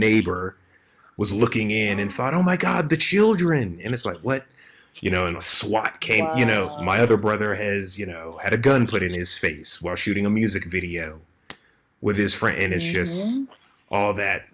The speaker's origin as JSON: {"language": "English", "country": "United States", "tie": "born or raised there", "moved": "as an adult", "said": "I grew up in the States"}